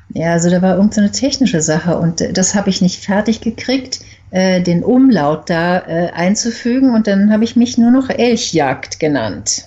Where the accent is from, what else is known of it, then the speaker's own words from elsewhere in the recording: Berlin, Germany; moved away as an adult; also born or lived in Umeå, Sweden; now in Uppsala, Sweden; bin in Berlin geboren und aufgewachsen und bin einen Monat nach dem Abitur nach Schweden gegangen und dort hängen geblieben